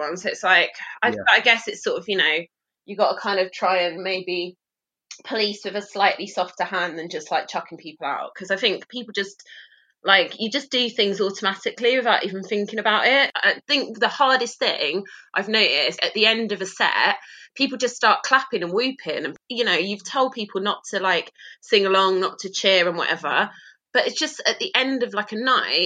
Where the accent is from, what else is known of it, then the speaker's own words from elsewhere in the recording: Harlow, East of England, United Kingdom; moved away as an adult; now in Bristol, United Kingdom; I'm from Harlow in Essex